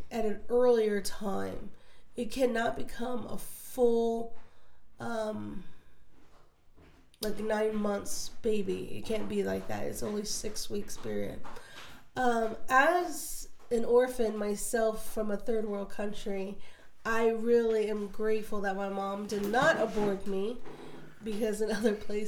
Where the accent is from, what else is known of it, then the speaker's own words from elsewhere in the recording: Florida, United States; also born or lived in Chile; I was from Florida